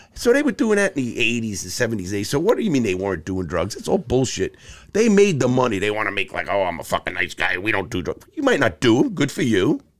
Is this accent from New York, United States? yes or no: yes; New York City, New York, United States; I grew up in, in the Bronx and Brooklyn, two very tough places